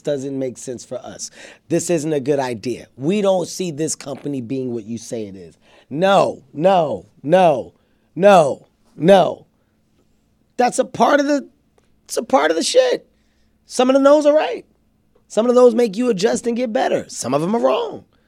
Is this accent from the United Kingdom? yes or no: no; Philadelphia, Pennsylvania, United States; I come from North Philadelphia. Uh, I'm an inner city kid.